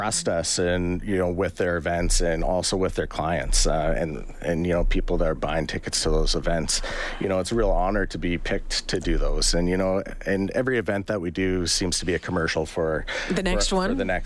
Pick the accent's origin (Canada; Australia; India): Canada; Edmonton, Alberta; I grew up in Edmonton, born and raised